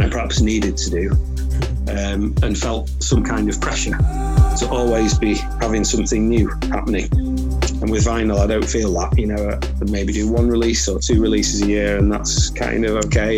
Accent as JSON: {"language": "English", "town": "Manchester", "region": "North West England", "country": "United Kingdom", "said": "I'm originally I'm from Manchester, Manchester"}